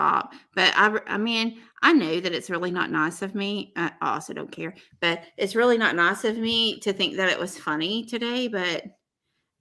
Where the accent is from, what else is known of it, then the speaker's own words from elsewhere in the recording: the South, United States; I'm from the South